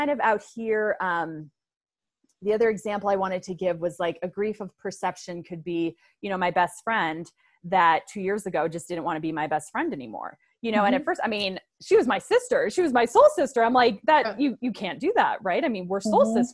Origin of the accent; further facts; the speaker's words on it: Aurora, Colorado, United States; I grew up in suburbia in Aurora, Colorado with great parents